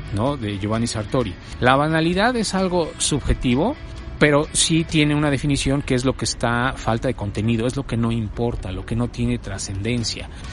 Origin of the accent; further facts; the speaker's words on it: Mexico City, Mexico; also born or lived in Puebla; yo nací aquí en México, en la Ciudad de México, en el, en el año de 1969